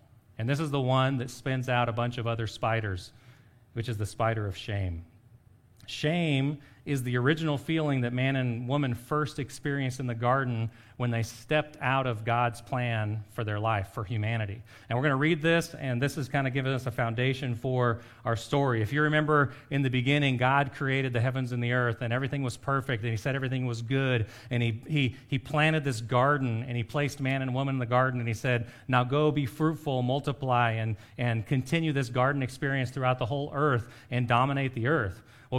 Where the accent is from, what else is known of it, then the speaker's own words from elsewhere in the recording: Costa Rica; When I grew up in Costa Rica, my friends loved scary movies, like the really, really horror ones.